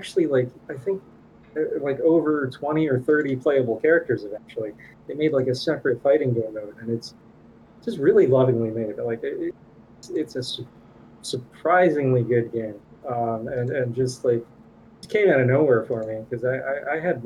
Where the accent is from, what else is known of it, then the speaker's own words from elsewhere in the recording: Thailand; moved away; when I was like a little kid in Thailand